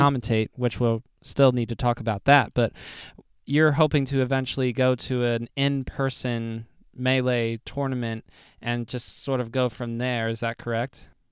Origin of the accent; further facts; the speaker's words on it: United States; I am as American as it gets for the most part